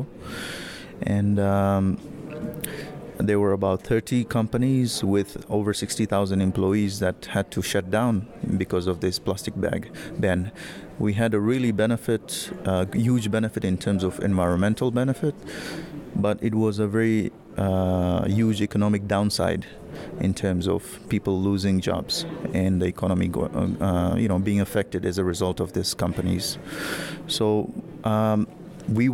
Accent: Tanzania; I'm coming from Tanzania

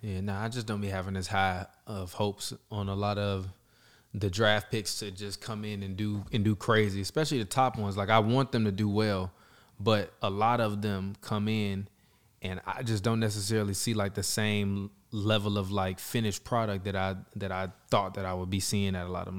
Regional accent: Chicago, Illinois, United States; I'm from Chicago

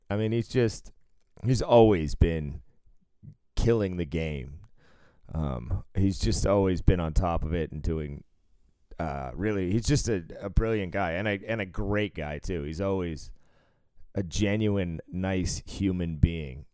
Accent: Cambridge, Massachusetts, United States; my elementary school was right next to uh, Harvard Yard

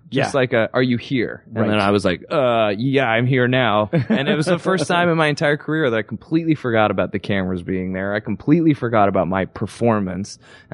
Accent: Toronto, Ontario, Canada; moved away; I am from Canada. Does Suits shoot in Toronto? We do. We're shooting like right where I grew up

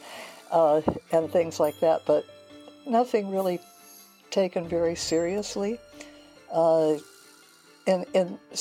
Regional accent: Hilo, Hawaii, United States; moved away; I grew up in Hilo, Hawaii

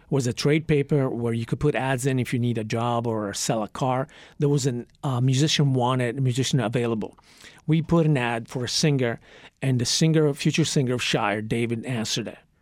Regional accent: Trieste, Friuli-Venezia Giulia, Italy; moved away; also born or lived in Santa Monica, California; when I was ten months old, my parents split, and, uh, I was sent to live with my paternal grandparents in Italy, in Trieste

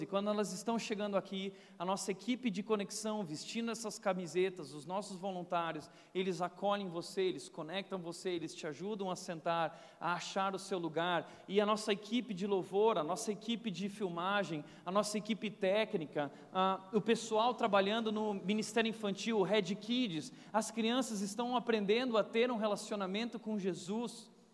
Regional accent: Novo Hamburgo, Rio Grande do Sul, Brazil; eu nasci no Rio Grande do Sul e eu sou um gaúcho, mas um gaúcho macho. E eu nasci numa família cristã Desde cedo eu ia na minha igreja lá em Novo Hamburgo, numa cidade pequena, ah, uma igreja muito bíblica, muito séria, ensino, ensino, ensino, e eu cresci tanto ali.

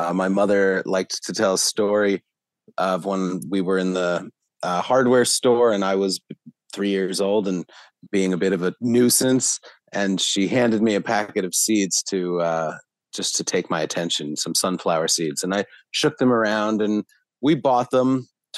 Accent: Philadelphia, Pennsylvania, United States; I was born in Philadelphia and am still based in this area

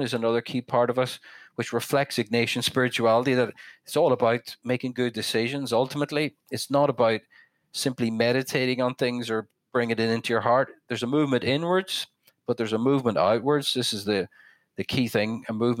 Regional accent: west of Northern Ireland, United Kingdom; now in Belfast, United Kingdom; growing up in the North, I'm from the west of Northern Ireland, it's a very rural place

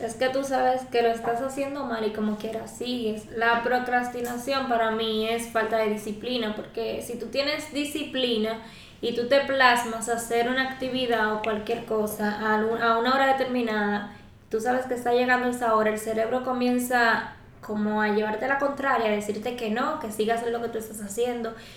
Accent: Dominican Republic; soy de República Dominicana, tengo 20 años de edad

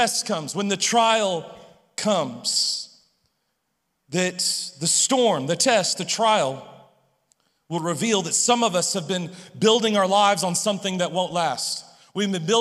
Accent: Humble, Texas, United States; I was born outside of Houston in a suburb of Houston called Humble. And so growing up in Humble

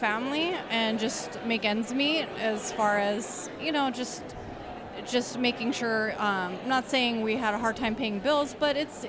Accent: Minnesota, United States; also born or lived in Riverside, California; now in Arizona, United States; I was actually born in Minnesota, but I moved out in, like...

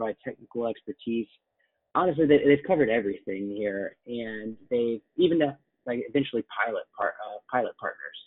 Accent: Atlanta, Georgia, United States; moved away as an adult; also born or lived in Chapel Hill, North Carolina / New York; now in Boston, United States; I grew up in Atlanta

